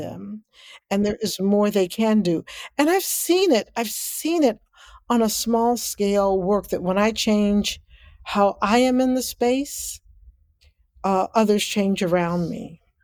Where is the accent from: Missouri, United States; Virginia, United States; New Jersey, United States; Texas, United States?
Missouri, United States; Kansas City; I grew up in Kansas City, Missouri, and what people call the inner city